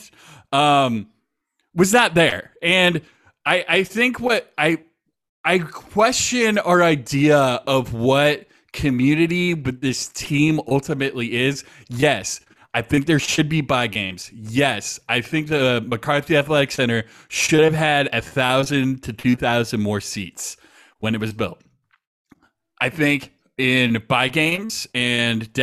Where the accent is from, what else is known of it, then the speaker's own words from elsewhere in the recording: Spokane, Washington, United States; growing up in Spokane